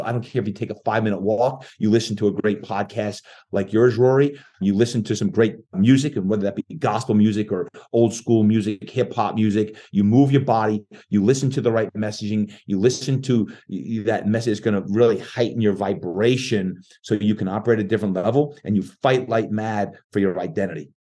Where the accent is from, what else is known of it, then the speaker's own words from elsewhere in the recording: New Jersey, United States; moved away as an adult; now in San Diego, United States; I was born and raised in New Jersey and moved to San Diego